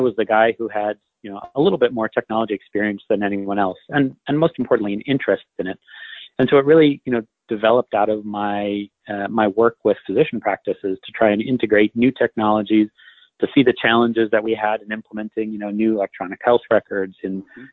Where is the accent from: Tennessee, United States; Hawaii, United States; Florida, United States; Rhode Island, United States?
Hawaii, United States; moved away as an adult; also born or lived in Seattle, Washington / Northeast US; I was uh, born in Seattle, Washington, but spent most of my childhood in Hawaii, uh, and then left for college when I was 18.